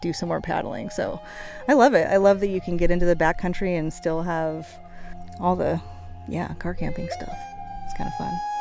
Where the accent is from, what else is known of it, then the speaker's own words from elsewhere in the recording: Washington, United States; I'm from Washington, where you know we do a lot of backpacking